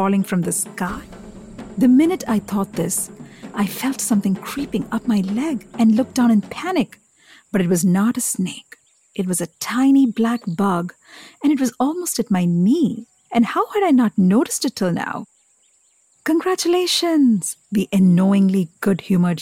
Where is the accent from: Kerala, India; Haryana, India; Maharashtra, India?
Kerala, India; Kochi; also born or lived in Delhi; now in New York, United States; I grew up in Kerala, the South Indian state